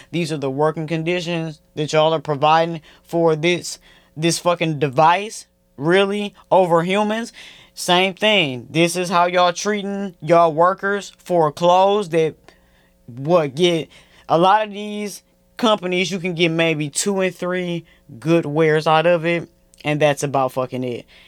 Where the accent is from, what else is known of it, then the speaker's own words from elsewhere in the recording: Flint, Michigan, United States; moved away; all my hometown brands, Flint, Michigan